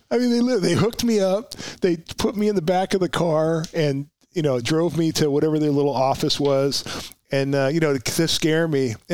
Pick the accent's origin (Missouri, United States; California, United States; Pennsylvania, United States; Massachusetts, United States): California, United States; Oxnard; So the idea was I'm going to go home. I'm from Oxnard, so I'll apply to Oxnard PD.